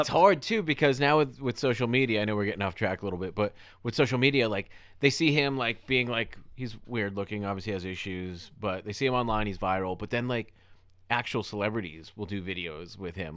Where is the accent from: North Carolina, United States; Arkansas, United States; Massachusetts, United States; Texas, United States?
Massachusetts, United States; Weymouth; in my hometown, I'm from a town called Weymouth, Massachusetts